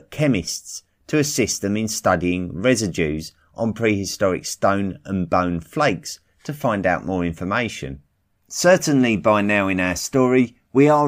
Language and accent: English; Clovis, New Mexico, United States; I grew up near Clovis, New Mexico, and I have always thought that the Clovis first theory was bunk, by several thousand years. Clovis is a very long way from any ocean